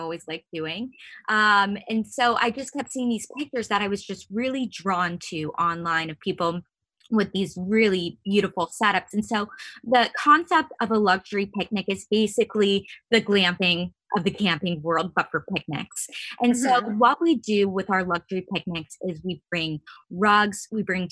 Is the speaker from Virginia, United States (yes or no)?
yes; Northern Virginia, United States; I was born and raised in Northern Virginia.